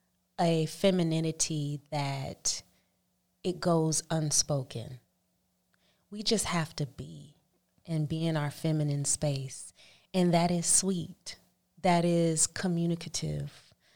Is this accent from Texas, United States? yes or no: no; Oakland, California, United States; Oakland, California.